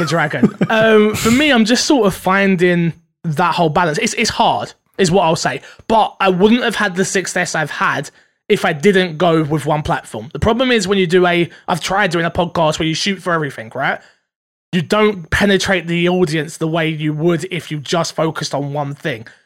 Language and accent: English; United Kingdom; I'm very British.